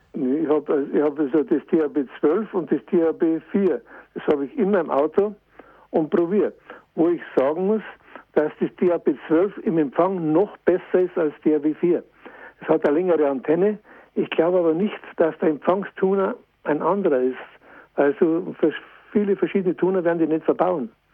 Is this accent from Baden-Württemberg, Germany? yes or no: no; Bad Aibling, Bavaria, Germany; zur Ausfahrt Bad Aibling, in meiner Heimat